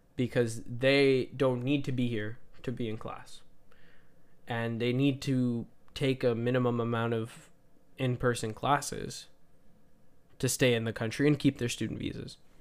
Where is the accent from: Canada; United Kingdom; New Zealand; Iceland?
Canada; as a Canadian